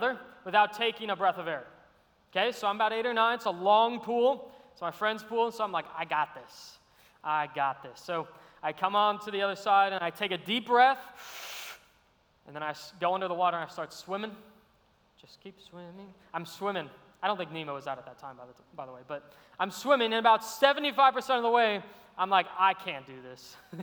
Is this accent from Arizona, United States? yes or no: yes; Arizona, United States; moved away as an adult; now in Savannah, United States; I'm from Arizona, great state